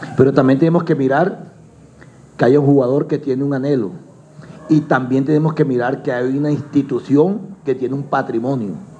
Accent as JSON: {"language": "Spanish", "country": "Colombia", "said": "Nosotros indudablemente somos colombianos"}